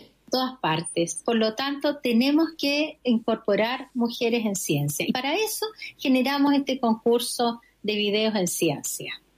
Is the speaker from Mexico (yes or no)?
no; Arica, Arica y Parinacota, Chile; Yo soy ariqueña